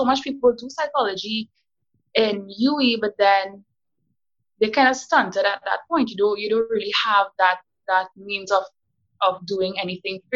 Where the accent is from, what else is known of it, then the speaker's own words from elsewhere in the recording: South Trinidad, Trinidad & Tobago; I'm from South